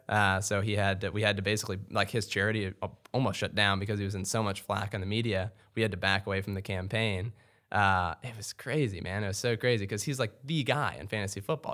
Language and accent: English; Louisville, Kentucky, United States; also born or lived in Lexington, Kentucky; I'm actually, uh, born and raised in Louisville, so I'm a, I'm a homeboy